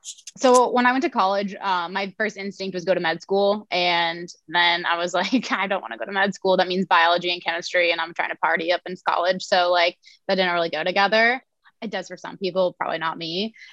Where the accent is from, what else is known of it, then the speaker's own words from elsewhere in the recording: Logan, Iowa, United States; I'm from Logan, Iowa. It's a small town, 1500 people. And I grew up pretty averagely.